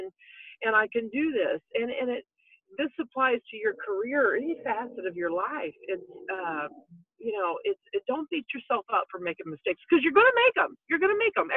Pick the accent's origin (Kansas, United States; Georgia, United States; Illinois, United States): Illinois, United States; Roxana; from Roxanna, Illinois